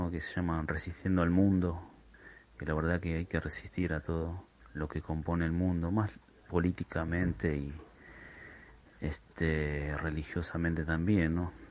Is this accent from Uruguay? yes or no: no; Ezpeleta, Buenos Aires Province, Argentina; yo, por ejemplo, soy eh, de Espeleta, la zona de Quilmes.